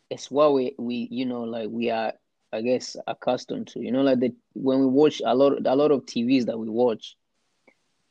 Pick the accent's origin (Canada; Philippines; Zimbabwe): Zimbabwe; now in Australia; I grew up in Zim too